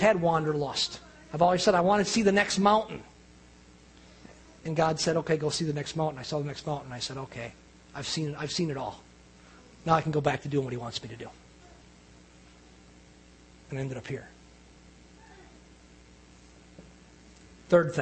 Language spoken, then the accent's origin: English; Ozaukee County, Wisconsin, United States; moved away as an adult; also born or lived in Louisiana; I've been born and raised in Ozaukee County, lived around different places, come back here to Ozaukee County